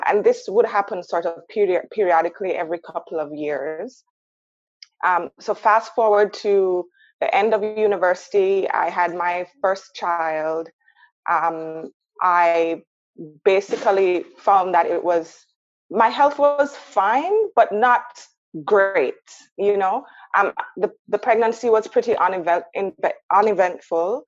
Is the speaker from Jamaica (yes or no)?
yes; Jamaica; moved away as an adult; now in Canada; I grew up in Jamaica. I came to Canada when I was 18 years old for university.